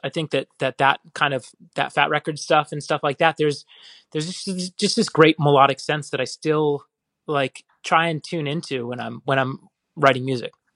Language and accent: English; Phoenix, Arizona, United States; I grew up in Phoenix